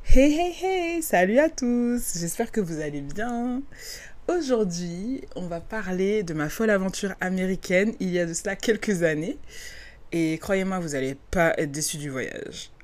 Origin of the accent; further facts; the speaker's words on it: France; moved away as an adult; now in California, United States; en tant que Française